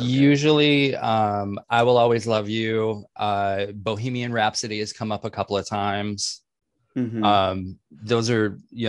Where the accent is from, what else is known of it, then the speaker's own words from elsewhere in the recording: Atlanta, Georgia, United States; I'm from Atlanta.